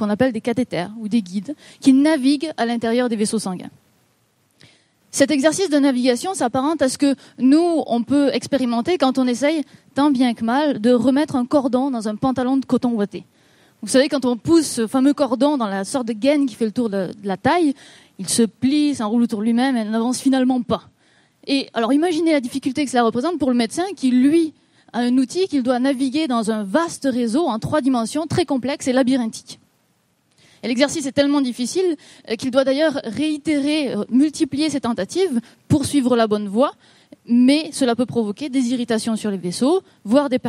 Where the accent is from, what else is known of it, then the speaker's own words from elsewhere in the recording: Quebec, Canada; accent: Québécois; Et, et d'où le petit accent québécois que je ne peux pas forcer parce que je n'entends pas du tout mon accent québécois.